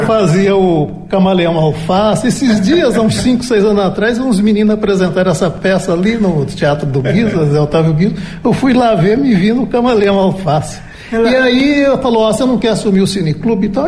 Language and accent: Portuguese; Aquidauana, Mato Grosso do Sul, Brazil; eu sou daqui da Uana